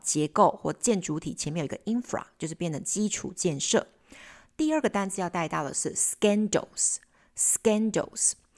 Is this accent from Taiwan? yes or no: yes; Taiwan; 巴黎我们台湾人可能只知道巴黎莱雅吗